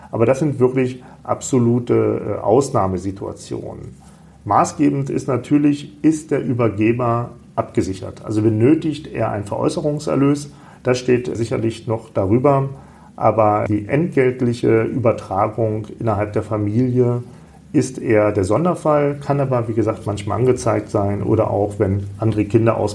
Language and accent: German; Salzgitter, Lower Saxony, Germany; born there; now in Kassel, Germany; Aus Salzgitter bei Braunschweig.